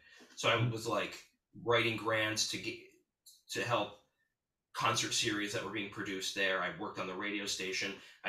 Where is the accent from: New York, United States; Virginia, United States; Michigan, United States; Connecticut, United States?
New York, United States; Hudson; now in Brooklyn, United States; Well, I moved around a lot. So I'm from Hudson, New York.